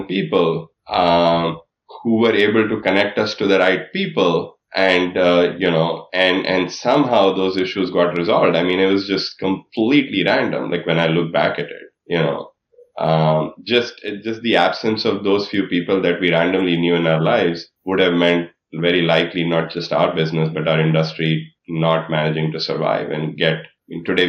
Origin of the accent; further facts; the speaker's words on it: India; moved away; growing up in India, well before when I went to high school in India